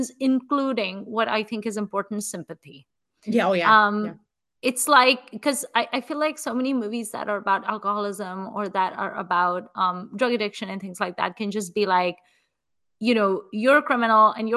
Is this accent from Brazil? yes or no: no; Mumbai, Maharashtra, India; moved away; also born or lived in Atlanta / Chicago; I'm from Mumbai.